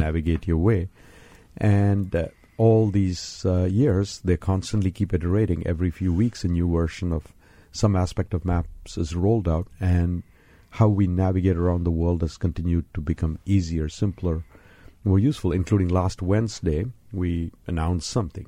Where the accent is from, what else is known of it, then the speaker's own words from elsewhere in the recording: India; moved away; I was born and raised in India